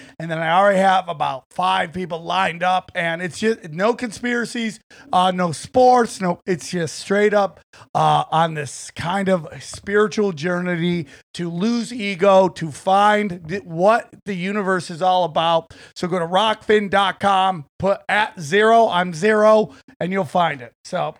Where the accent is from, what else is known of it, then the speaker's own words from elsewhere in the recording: Niagara Falls, New York, United States; born there; because I was born in Niagara Falls, and I have family in Buffalo, so come meet all my crazy relatives.